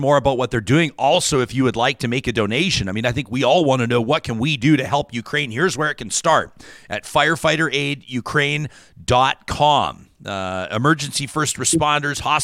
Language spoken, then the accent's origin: English; Calgary, Alberta, Canada; growing up in Calgary